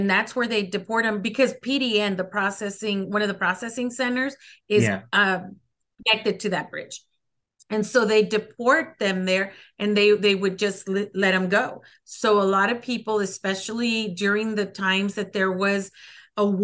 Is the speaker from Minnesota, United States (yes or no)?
no; El Paso, Texas, United States; first language Spanish; English is a second language; also born or lived in Ciudad Juárez, Mexico; so i grew up here in el paso i was born in the barrio my first language is spanish and i grew up going to to church in ciudad juarez which is our neighbor city